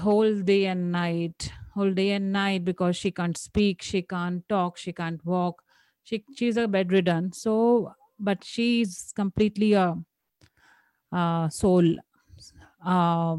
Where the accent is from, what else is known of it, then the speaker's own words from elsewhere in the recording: India; Being an Indian woman